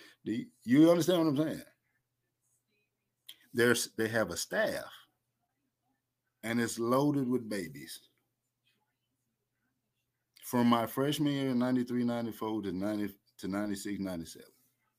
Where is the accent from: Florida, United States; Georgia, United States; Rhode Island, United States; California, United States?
Georgia, United States; Atlanta; I'm from Atlanta, the Atlanta area